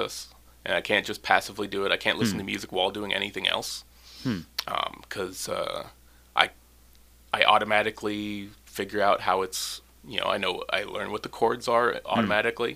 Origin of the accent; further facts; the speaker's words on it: Gravina Island, Alaska, United States; also born or lived in Ketchikan, Alaska; I grew up on Gravina, the southern tip of Gravina.